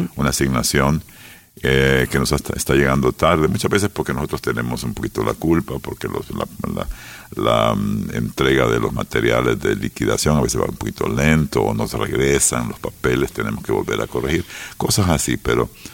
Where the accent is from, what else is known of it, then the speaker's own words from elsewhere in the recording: San Miguel, El Salvador; also born or lived in United States; crecí en San Miguel